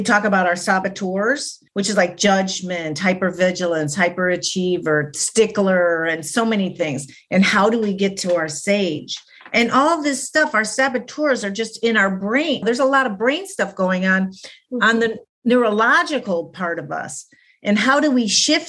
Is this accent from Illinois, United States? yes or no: yes; Chicago, Illinois, United States; I grew up in Chicago